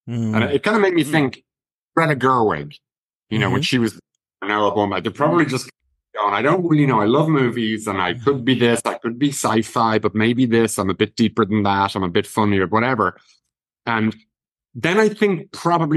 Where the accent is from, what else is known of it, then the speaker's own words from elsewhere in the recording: Ireland; even though I've been to LA a good bit, I'm still an Irish guy.